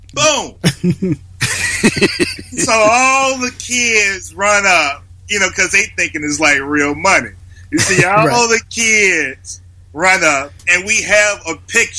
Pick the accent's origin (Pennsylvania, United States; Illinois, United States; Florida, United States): Illinois, United States; Chicago; I'm born in Chicago, Illinois, West Side, K-Town.